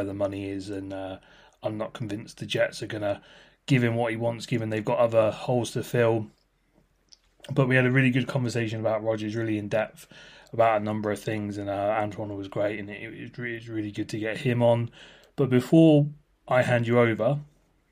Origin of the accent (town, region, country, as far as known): United Kingdom